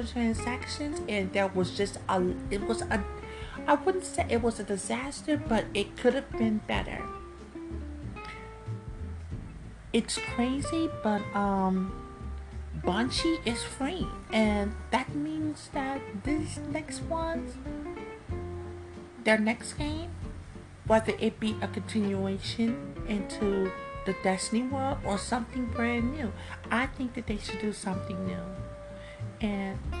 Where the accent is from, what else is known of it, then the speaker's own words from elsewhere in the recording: Chicago, Illinois, United States; I am from Chicago